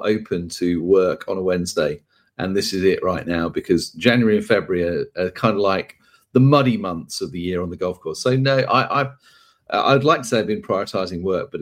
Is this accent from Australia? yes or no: no; United Kingdom; accent: British; my British accent